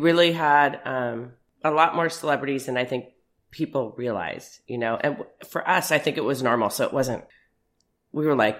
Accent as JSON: {"language": "English", "town": "Beverly Hills", "region": "California", "country": "United States", "tie": "born or raised there", "said": "So it was crazy. I mean, we had cooks, we had nannies. I had a nanny. My brother was 6 years older than me."}